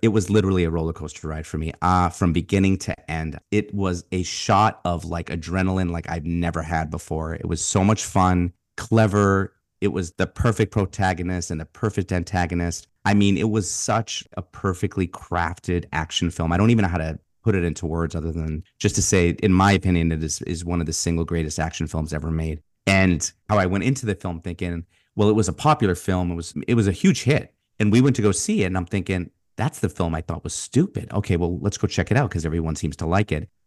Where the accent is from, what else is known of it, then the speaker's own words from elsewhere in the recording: Boston, Massachusetts, United States; part of my childhood, growing up in Boston